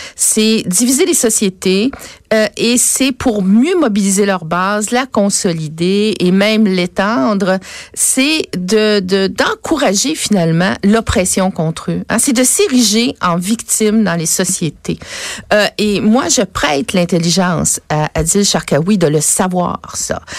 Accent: Quebec, Canada; je suis une vraie québécoise

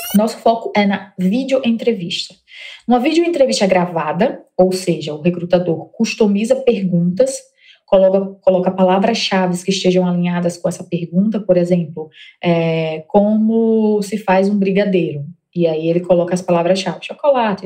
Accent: Mossoró, Rio Grande do Norte, Brazil; moved away as an adult; now in São Paulo, Brazil; como vocês estão percebendo aí meu sotaque, eu sou potiguar, natural de Mossoró.

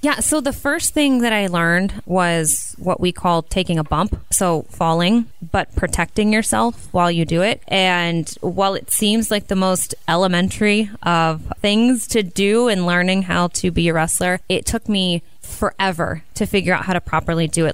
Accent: small town northeast of Columbus, Ohio, United States; I grew up in a really small town about an hour and a half northeast of Columbus

